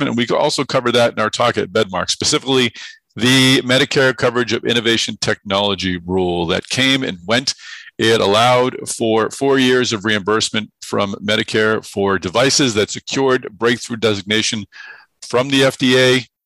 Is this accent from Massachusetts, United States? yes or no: yes; Massachusetts, United States; I'm from Massachusetts